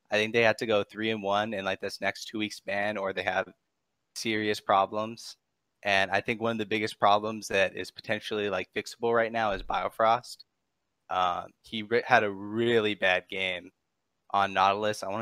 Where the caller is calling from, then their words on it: Downey, California, United States; Downey, California.